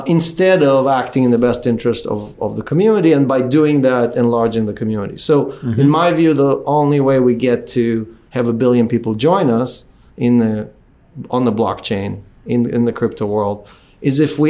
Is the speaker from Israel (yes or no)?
yes; Israel; also born or lived in Ukraine; now in United States; I was born in the Ukraine. I grew up in Israel. I was lucky to come to the United States